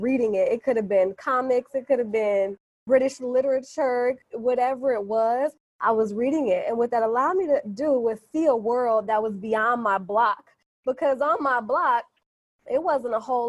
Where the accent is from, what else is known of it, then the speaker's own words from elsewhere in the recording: Chicago, Illinois, United States; I'm from Chicago. And I'm not just from Chicago. I'm from the South Side